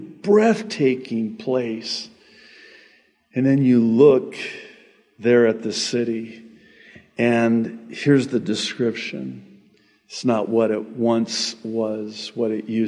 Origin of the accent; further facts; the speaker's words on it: United States; I'm from America